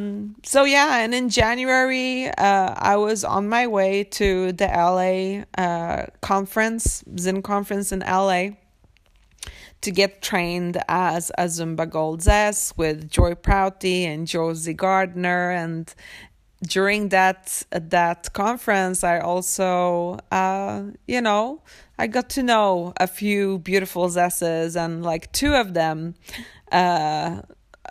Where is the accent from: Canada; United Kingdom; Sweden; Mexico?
Sweden; also born or lived in Poland; I'm from Sweden and I'm born in Poland